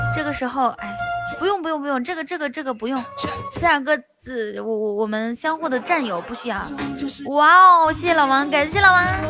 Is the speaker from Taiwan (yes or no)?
no; near Baotou, Inner Mongolia, China; 内蒙古包头附近